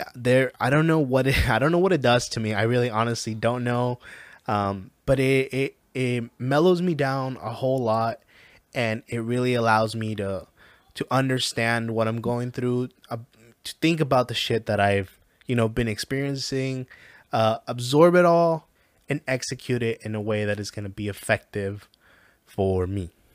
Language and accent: English; Mexico; I am from Mexico.